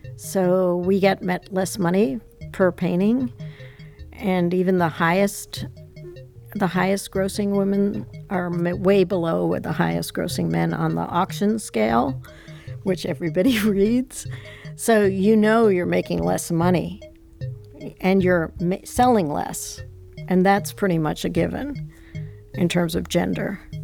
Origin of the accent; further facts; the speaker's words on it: New York City, New York, United States; I grew up in Manhattan